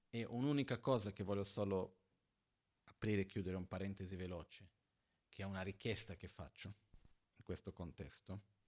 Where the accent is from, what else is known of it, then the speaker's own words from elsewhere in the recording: Brazil; Io sono brasiliano